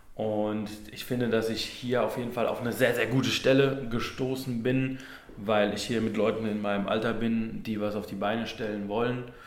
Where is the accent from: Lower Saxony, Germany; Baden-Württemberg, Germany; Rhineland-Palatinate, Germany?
Rhineland-Palatinate, Germany; Neustadt an der Weinstraße; moved away; ich komme ursprünglich aus Neustadt an der Weinstraße